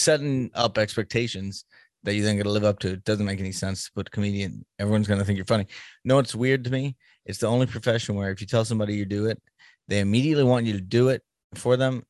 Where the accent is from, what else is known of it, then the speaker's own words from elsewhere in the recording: Boston, Massachusetts, United States; moved away; I'm from Boston originally